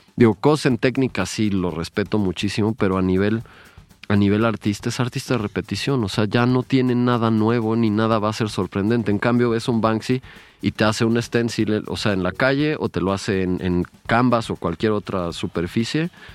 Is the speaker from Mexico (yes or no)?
yes; Mexico; en mi país, México